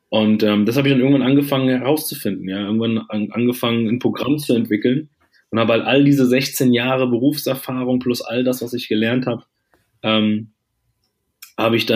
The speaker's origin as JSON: {"language": "German", "country": "Germany", "tie": "born or raised there", "said": "Ich bin hier in Deutschland äh, geboren und auch groß geworden."}